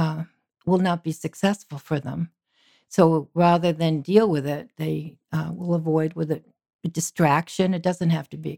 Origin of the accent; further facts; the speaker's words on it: Massachusetts, United States; I grew up on the East Coast in Massachusetts